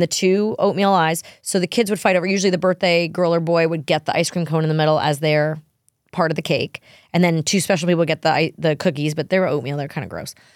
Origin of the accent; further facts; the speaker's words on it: New York, United States; I'm a New Yorker